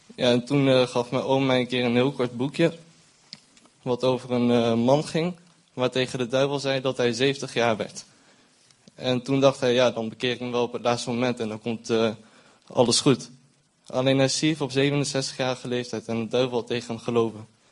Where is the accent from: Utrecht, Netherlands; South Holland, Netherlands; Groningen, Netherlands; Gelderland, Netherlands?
Gelderland, Netherlands; Zutphen; moved away as an adult; now in Arnhem, Netherlands; Ik woon sinds eh, vier maanden in Arnhem, maar ben eh, geboren in Zutphen.